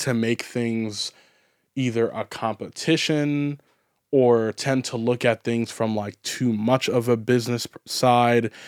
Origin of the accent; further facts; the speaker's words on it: United States; I'm an American